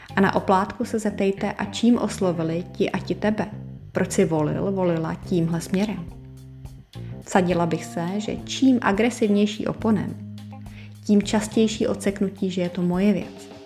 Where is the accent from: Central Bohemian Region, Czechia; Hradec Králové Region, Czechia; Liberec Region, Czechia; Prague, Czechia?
Prague, Czechia; jsem z Prahy